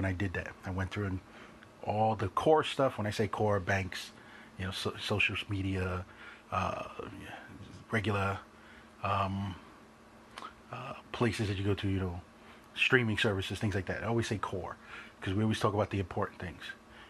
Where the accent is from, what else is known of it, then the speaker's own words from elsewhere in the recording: New York City, New York, United States; growing up in New York, you have that New York mentality